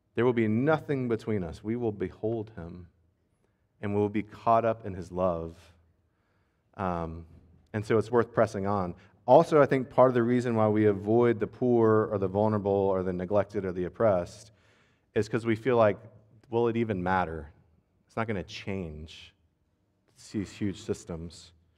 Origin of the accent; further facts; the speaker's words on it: United States; As an American